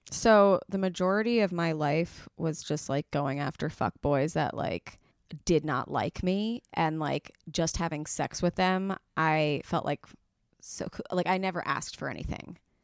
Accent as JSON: {"language": "English", "town": "New York City", "region": "New York", "country": "United States", "said": "I'm from the Upper East Side"}